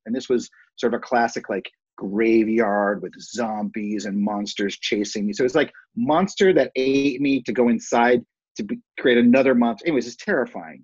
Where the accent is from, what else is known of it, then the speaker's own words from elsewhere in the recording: Cleveland Heights, Ohio, United States; I grew up in Cleveland Heights, Ohio